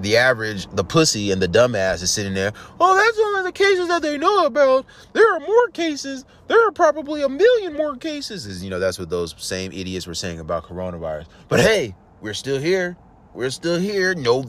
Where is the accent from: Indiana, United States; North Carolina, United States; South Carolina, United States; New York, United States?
New York, United States; New York City; I'm from New York City